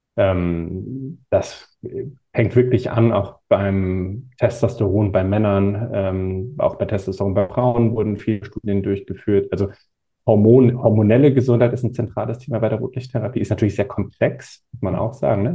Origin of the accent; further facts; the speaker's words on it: Northern Germany, Germany; Ich komme aus Norddeutschland, haben wir ohne Ende Wind